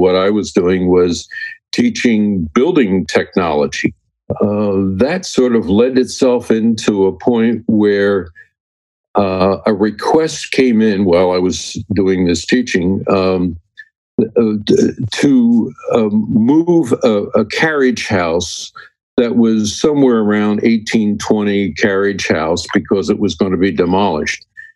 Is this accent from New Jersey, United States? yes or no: yes; Berlin, New Jersey, United States; a guy that grew up in South Jersey. Now, that's not New Jersey. It's called South Jersey. And a little town called Berlin that was somewhere between the Atlantic City and Philadelphia area